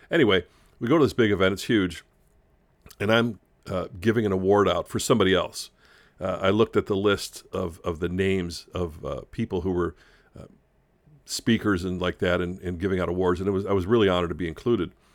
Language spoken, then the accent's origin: English; Chicago, Illinois, United States; when I grew up in Chicago